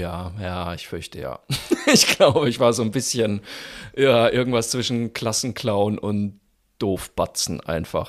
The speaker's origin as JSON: {"language": "German", "town": "Zeil am Main", "region": "Bavaria", "country": "Germany", "tie": "born or raised there", "moved": "yes", "said": "in Zeil am Main auftrete, wo ich aufgewachsen bin"}